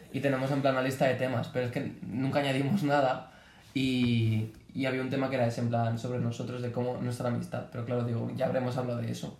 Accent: Boadilla del Monte, Community of Madrid, Spain; Yo vivo a las afueras de Boadilla

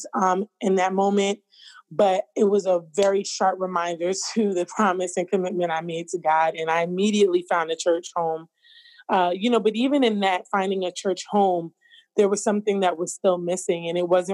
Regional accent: New York, United States; now in Philadelphia, United States; I am born and raised in New York, currently residing outside of Philadelphia.

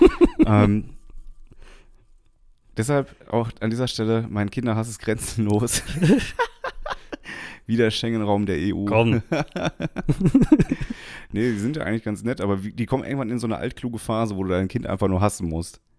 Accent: North Rhine-Westphalia, Germany; wir, wir sind ja bei dem Ruhrgebiet aufgewachsen

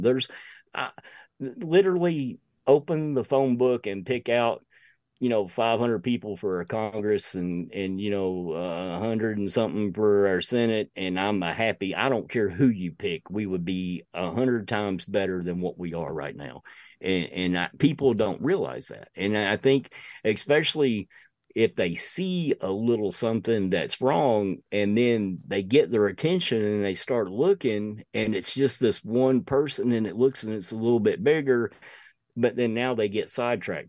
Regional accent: United States; I'm an American through and through

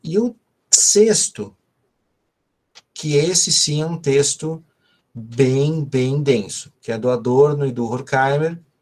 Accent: ABC Paulista, São Paulo, Brazil; eu sou do ABC

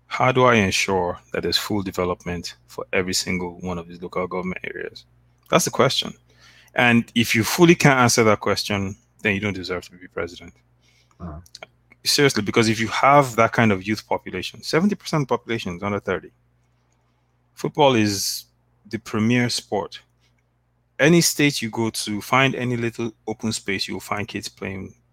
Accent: Delta, Nigeria; I'm from Delta State

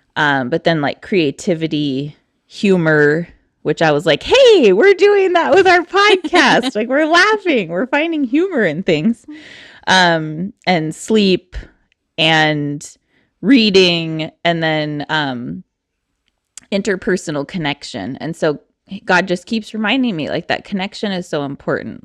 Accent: Eastern Oregon, United States; I'm from Eastern Oregon

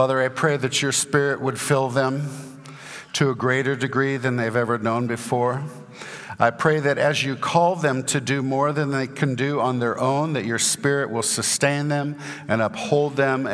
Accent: Santa Barbara, California, United States; now in Houston, United States; I grew up in Santa Barbara, California

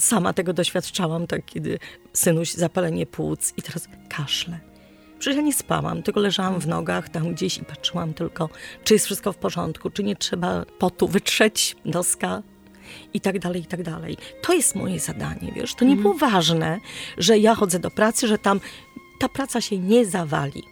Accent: Poland

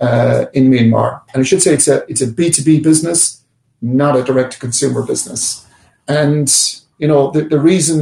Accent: Ireland; now in New York, United States; I'm an Irish man

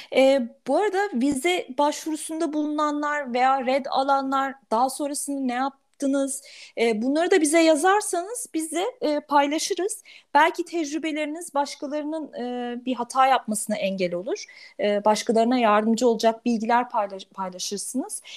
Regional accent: Turkey; bir Türk olarak

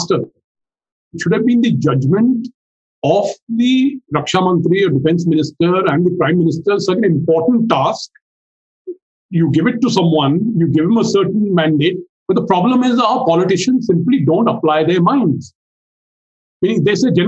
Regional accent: India; as an Indian who has lived through two oil blockades

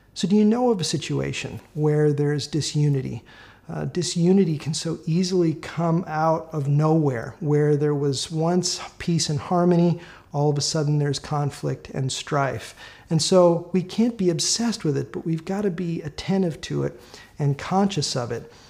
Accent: Minneapolis, Minnesota, United States; moved away; I'm from Minneapolis. I grew up there.

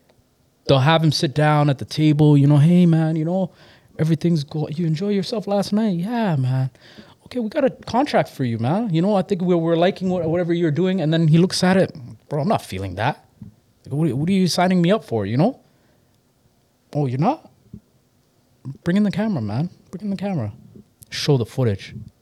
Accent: Mississauga, Ontario, Canada; also born or lived in Toronto; So I definitely grew up in, I grew up in the Acorn area, Mississauga Valley.

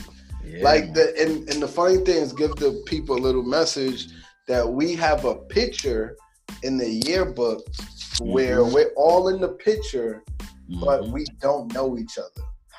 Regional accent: New York City, New York, United States; And I'm from Harlem, man. I'm a Harlem native, born and raised. I would give you, I'm going to give you my age, 28. Pretty much, I grew up in the era of the fitted caps

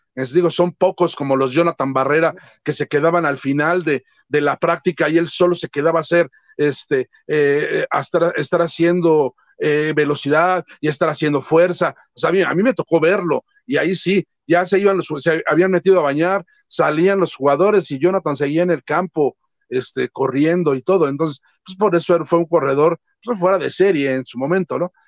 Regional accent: Mexico; así somos los mexicanos

